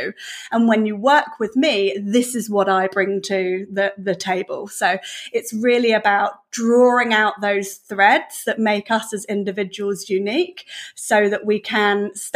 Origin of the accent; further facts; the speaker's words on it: Devon, South West England, United Kingdom; moved away as an adult; now in New Zealand; I'm from the UK, so yeah, I'm from Devon in the UK, and so all my family are still over there. So I came to New Zealand, gosh, well, about 16, 17 years ago or so now.